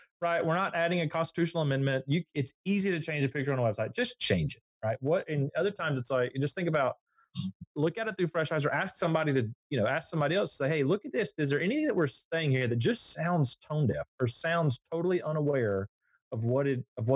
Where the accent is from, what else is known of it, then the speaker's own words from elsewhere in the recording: Southeast Alabama, United States; I grew up in Southeast Alabama, and Southeast Alabama is known as the peanut capital of the world.